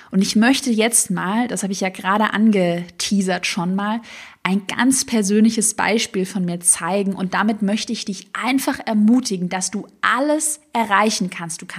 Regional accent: Baden-Württemberg, Germany; accent: Swabian; ich glaube, man hört es noch heute ein bisschen, aber ich hatte damals einen schwäbischen Dialekt, den man halt so ein bisschen gehört hat.

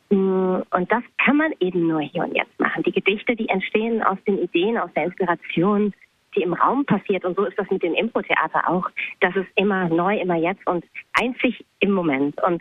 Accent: Bochum, North Rhine-Westphalia, Germany; born there; ich bin in Bochum geboren, aber ich war da eigentlich nie.

